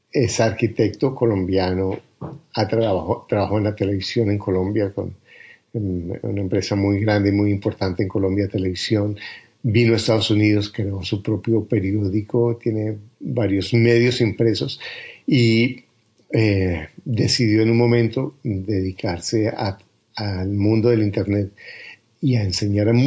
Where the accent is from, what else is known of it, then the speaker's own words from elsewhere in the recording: Canada; soy de Canadá y soy empresario